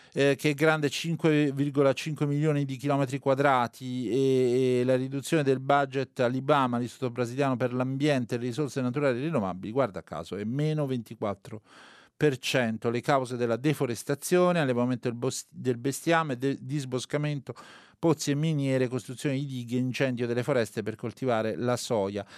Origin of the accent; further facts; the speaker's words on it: Molise, Italy; Io sono molisano